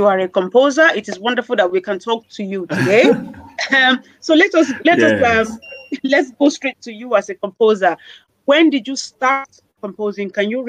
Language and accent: English; Nigeria; I am from Nigeria.